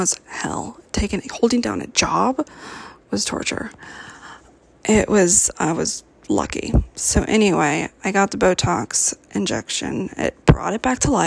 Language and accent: English; Cupertino, California, United States; now in Oregon, United States; I'm from California, born and raised in Cupertino.